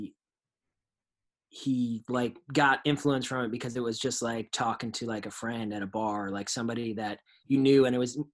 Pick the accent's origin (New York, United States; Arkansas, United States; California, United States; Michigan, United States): New York, United States; New York and Long Island, United States; growing up in New York and Long Island